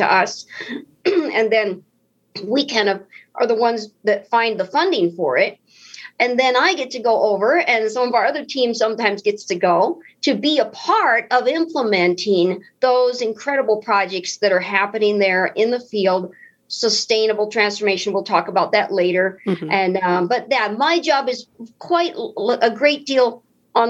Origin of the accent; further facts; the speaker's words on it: United States; I'm an American, so I must be a Christian